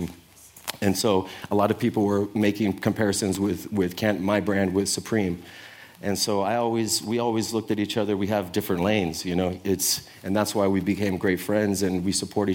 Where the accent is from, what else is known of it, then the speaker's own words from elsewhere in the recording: San Francisco, California, United States; I'm from the Sunset District, and we made the Sunset Sherbet